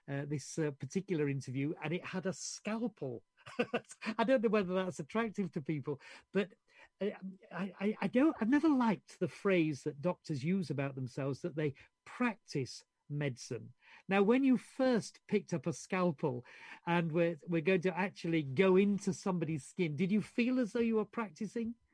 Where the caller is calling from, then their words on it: Yorkshire and the Humber, United Kingdom; in case you don't know, I'm, I'm speaking from Yorkshire.